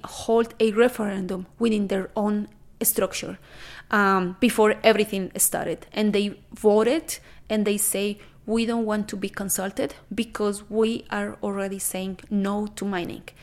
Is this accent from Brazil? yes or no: no; Colombia; now in Canada; I am originally from Colombia